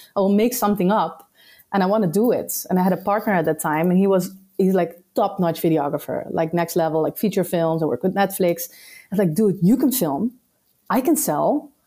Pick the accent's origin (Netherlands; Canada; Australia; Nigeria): Netherlands; moved away as an adult; also born or lived in Suriname; now in Madeira, Portugal; I'm from the Netherlands